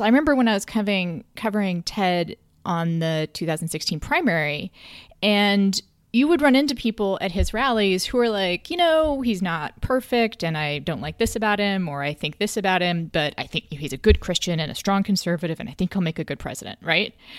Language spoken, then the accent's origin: English; Texas, United States; I'm from Texas